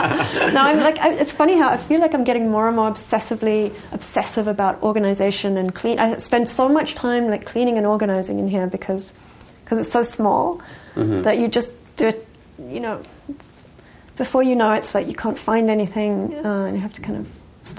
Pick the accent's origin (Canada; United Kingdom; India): United Kingdom; England; also born or lived in Johannesburg, South Africa; but yeah, I grew up first in England, and then I spent a lot of time in Johannesburg, South Africa, because my parents were from there and had moved to England